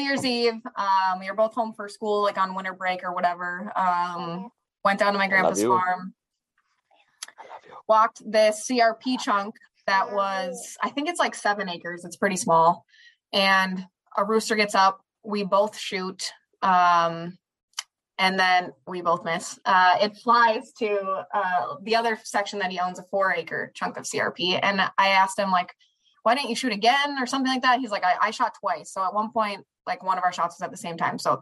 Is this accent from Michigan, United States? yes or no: no; Minneapolis, Minnesota, United States; I'm from the Twin Cities of Minnesota